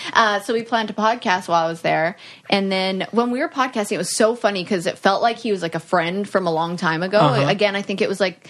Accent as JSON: {"language": "English", "country": "Canada", "tie": "born or raised there", "said": "I grew up in Canada."}